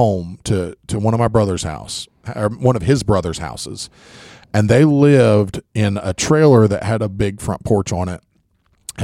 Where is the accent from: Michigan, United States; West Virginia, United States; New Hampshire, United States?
West Virginia, United States; growing up in West